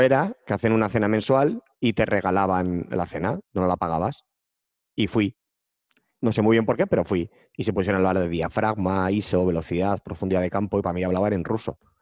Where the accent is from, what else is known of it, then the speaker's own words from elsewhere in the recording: Pamplona, Navarre, Spain; yo soy de Pamplona